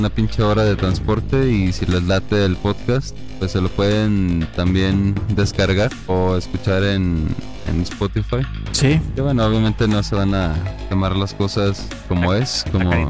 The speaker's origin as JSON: {"language": "Spanish", "country": "Paraguay", "said": "No soy uruguayo, soy paraguayo."}